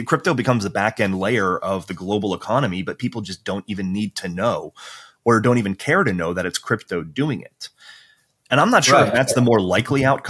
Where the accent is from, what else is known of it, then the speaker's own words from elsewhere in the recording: United States; now in Europe; I'm an American.